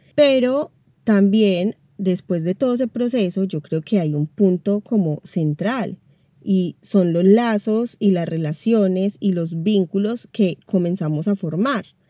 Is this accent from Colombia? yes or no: yes; Manizales, Caldas, Colombia; moved away as an adult; now in Buenos Aires, Argentina; Yo soy colombiana, específicamente de la ciudad de Manizales, la tierrita del café, pero vivo en Buenos Aires, Argentina, hace casi 10 años.